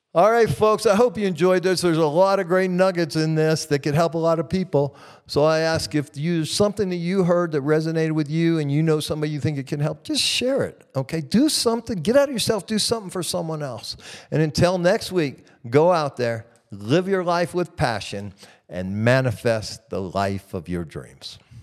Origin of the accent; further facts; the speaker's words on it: Midwest, United States; moved away; I grew up in the Midwest in America